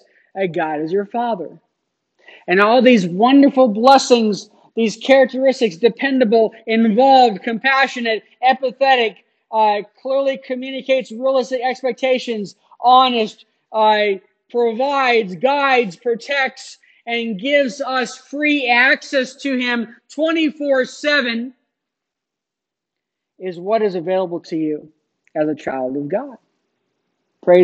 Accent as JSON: {"language": "English", "town": "Phoenix", "region": "Arizona", "country": "United States", "tie": "born or raised there", "said": "As a young child, growing up in Phoenix"}